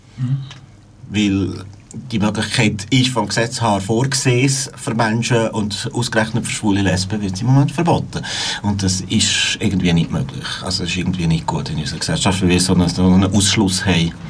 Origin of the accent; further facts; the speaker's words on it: Valais, Switzerland; moved away; also born or lived in Bern; Ich bin im Wallis aufgewachsen